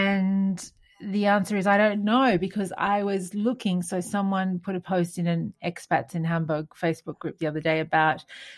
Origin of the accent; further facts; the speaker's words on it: New South Wales, Australia; been at home with family, having seafood, because, of course, we are from New South Wales.